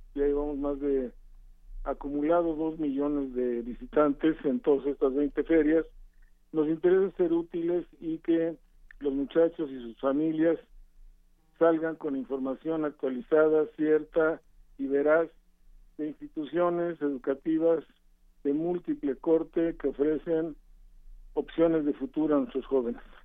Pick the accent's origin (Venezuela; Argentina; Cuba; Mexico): Mexico; somos mexicanos